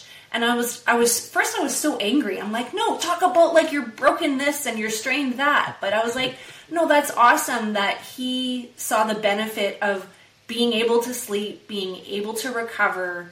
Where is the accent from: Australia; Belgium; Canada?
Canada; I'm from Canada